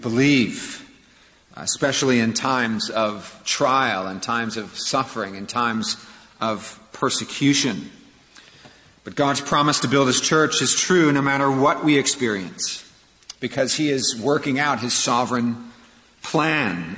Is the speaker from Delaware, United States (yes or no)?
no; Santa Clara, California, United States; now in Charleston, United States; I grew up in Northern California, in Santa Clara